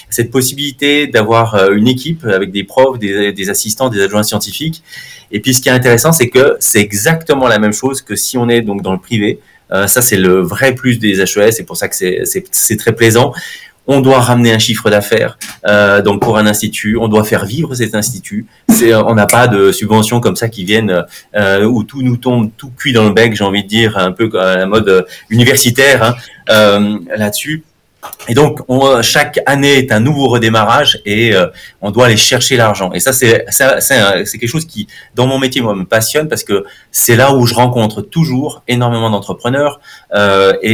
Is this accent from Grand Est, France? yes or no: no; Bonneville, Auvergne-Rhône-Alpes, France; now in Switzerland; je suis né en France, je suis, je suis de Bonneville, donc euh, dans le 74. ça fait maintenant 17 ans que, que je suis en Suisse, double nationalité.